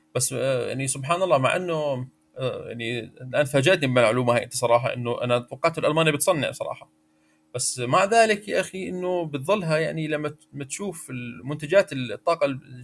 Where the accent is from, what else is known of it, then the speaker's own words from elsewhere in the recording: Jordan; عندنا في الاردن